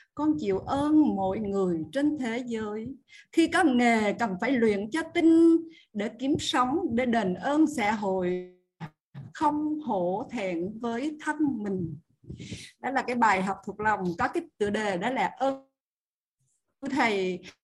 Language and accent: Vietnamese; Tuy Hoa, Phu Yen, Vietnam; biển tuy hòa quê